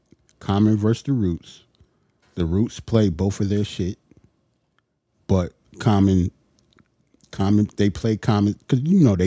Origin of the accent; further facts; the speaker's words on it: New York City, New York, United States; I'm a New Yorker.